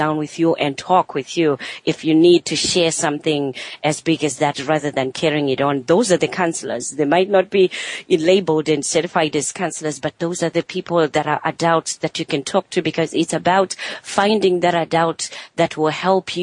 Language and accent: English; Zimbabwe; moved away; I'm originally from Zimbabwe